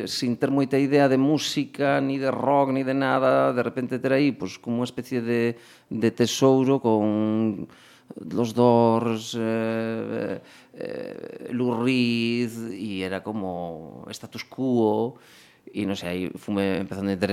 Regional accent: Boiro, Galicia, Spain; moved away as an adult; now in Pontevedra, Spain; eu vivo, levo vivindo en Pontevedra 10 mm, anos. 10 uh -huh. anos. Eh, pero eu son de Escarabote, que é un que un pobo aí do concello de do concello de Boiro.

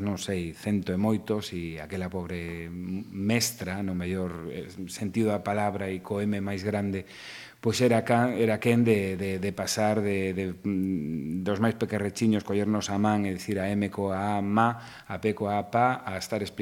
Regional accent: Vigo, Galicia, Spain; also born or lived in Santiago de Compostela; en Vigo, estudei en Santiago cinco anos, pero ia correndo na fin de semana para casa. Eh, creíme no barrio de Teis, nun barrio obreiro, nun barrio moi proletario

